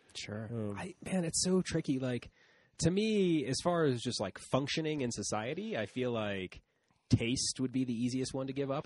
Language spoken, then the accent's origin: English; Canton, United States; they lived in Detroit and I grew up in Canton